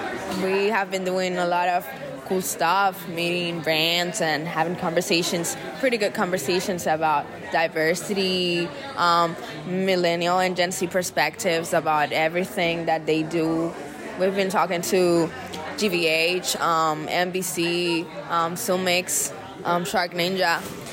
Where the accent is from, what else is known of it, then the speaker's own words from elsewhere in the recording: Dominican Republic; I'm from the Dominican Republic.